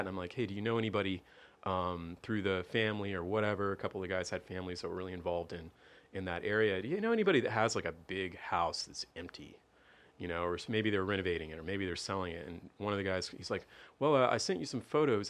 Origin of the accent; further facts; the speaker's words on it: Tampa, Florida, United States; I was born here in Tampa in an area of town called Suitcase City